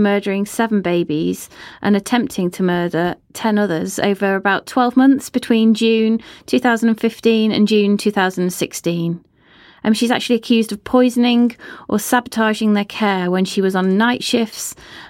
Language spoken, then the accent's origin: English; Chester, North West England, United Kingdom; It's actually in my hometown. My own children were born there.